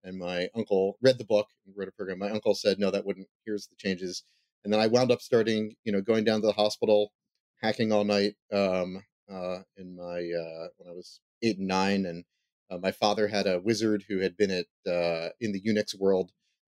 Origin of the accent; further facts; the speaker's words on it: Philadelphia, Pennsylvania, United States; I haven't seen the show The Goldbergs, but we grew up one town over.